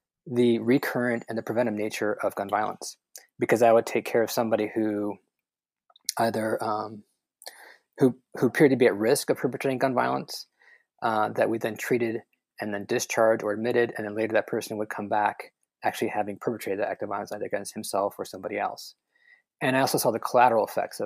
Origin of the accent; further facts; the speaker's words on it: Chicago, Illinois, United States; moved away; I'm from Chicago